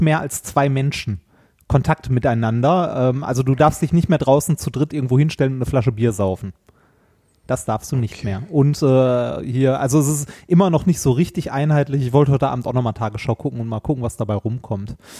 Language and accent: German; Ruhr area, North Rhine-Westphalia, Germany; moved away; Meine Heimat war ja das Ruhrgebiet und äh, ist es auch immer noch und das wird es auch immer bleiben.